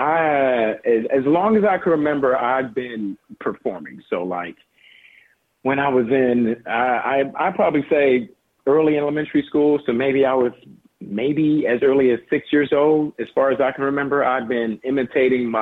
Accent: Los Angeles, California, United States; We live in South LA. We grew up in South

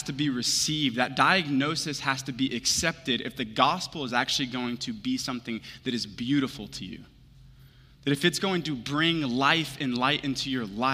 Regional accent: Houston, Texas, United States; moved away; I'm from Houston originally

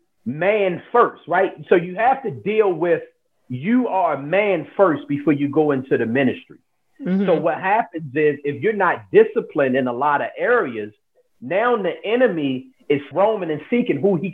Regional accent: Baltimore, Maryland, United States; I'm born and raised in Baltimore, Maryland.

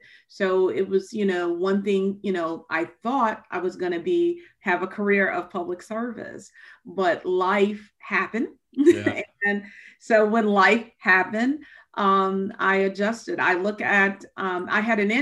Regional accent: outside of Chicago, Illinois, United States; moved away as an adult; also born or lived in Kentucky; when I came to Kentucky from Chicago. I grew up outside of Chicago.

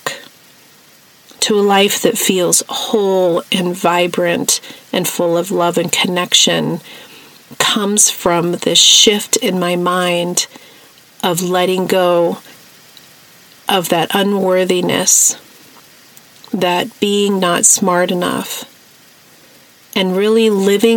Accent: New Mexico, United States; the hippie life that I grew up with in New Mexico

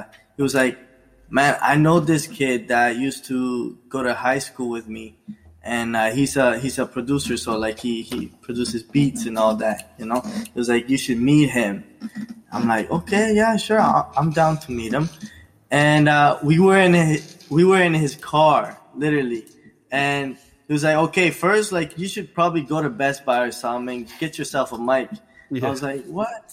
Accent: Nueva Gerona, Isla de la Juventud, Cuba; now in Vancouver Island, Canada; I was born in Cuba. I was born in Cuba.

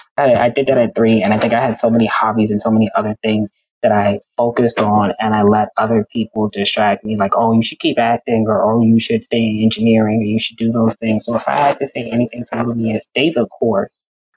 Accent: Bronx, New York, United States; And then like I'm from the Bronx.

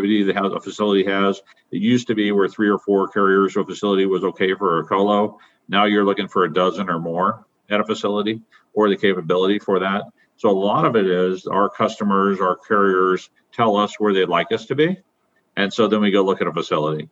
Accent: Omaha, Nebraska, United States; I was born and raised in Omaha

